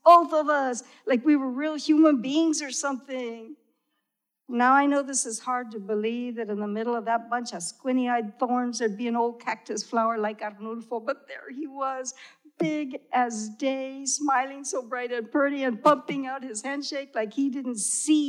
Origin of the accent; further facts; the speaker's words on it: Texas, United States; I grew up in Tex y Mex, you know? We spoke half English, half Spanish.